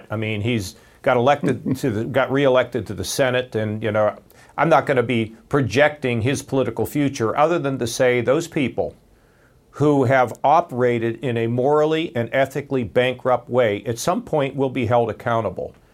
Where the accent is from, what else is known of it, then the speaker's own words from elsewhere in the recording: United States; I've been a Republican all of my lifetime, but I'm an American first.